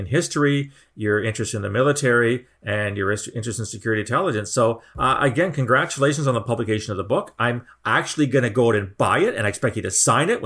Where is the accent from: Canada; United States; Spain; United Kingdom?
Canada; a fellow Canadian